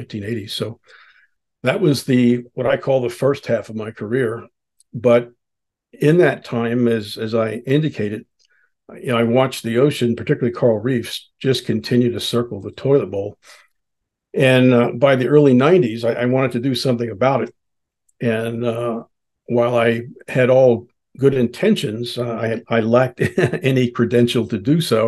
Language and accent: English; United States; I grew up on the Chesapeake Bay.